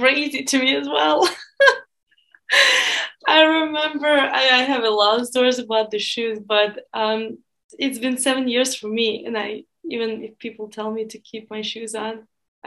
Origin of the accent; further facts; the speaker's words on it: Russia; English is a second language; moved away as an adult; now in United States; I do have a little Russian community and a Russian circle